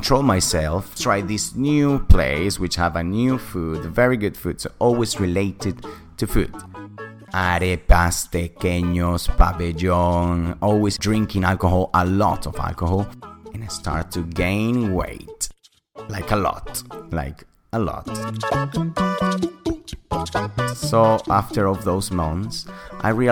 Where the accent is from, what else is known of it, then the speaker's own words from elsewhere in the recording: Caracas, Capital District, Venezuela; accent: British; English is a second language; moved away; I'm from Venezuela, Caracas, the capital city.